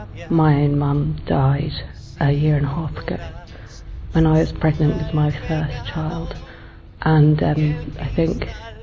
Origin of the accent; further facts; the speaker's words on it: Ireland; now in London, United Kingdom; I'm 32, I'm originally from Ireland but live in London.